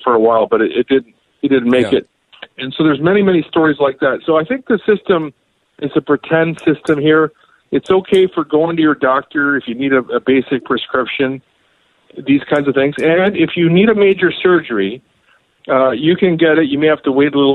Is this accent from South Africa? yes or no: no; Canada; I grew up here in Canada.